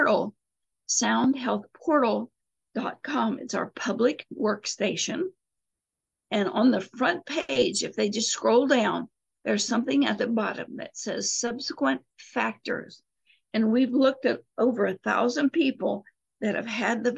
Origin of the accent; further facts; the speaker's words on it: Appalachia, United States; I was raised in Appalachia